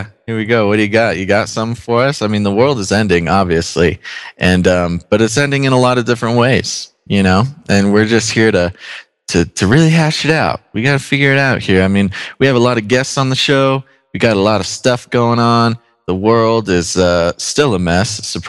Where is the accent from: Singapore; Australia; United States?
United States; I'm an American. I love all of this beautiful country and everything she has to offer.